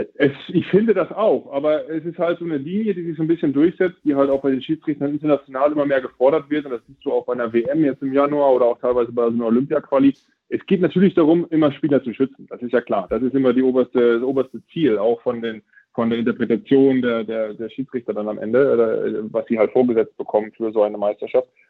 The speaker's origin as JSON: {"language": "German", "area": "Friesland, East Frisia", "region": "Lower Saxony", "country": "Germany", "said": "da oben, wo ich herkomme, aus Friesland, Ostfriesland"}